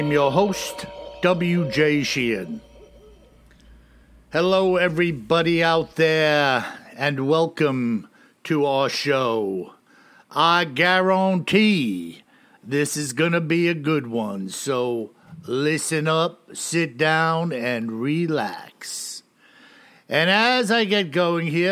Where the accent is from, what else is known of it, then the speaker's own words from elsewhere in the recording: New York, United States; I'm a New Yorker, a Yankee